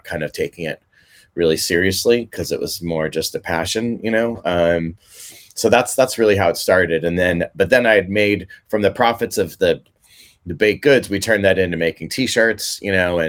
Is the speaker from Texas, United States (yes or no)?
no; Mill Valley, California, United States; playing Little League baseball growing up in Mill Valley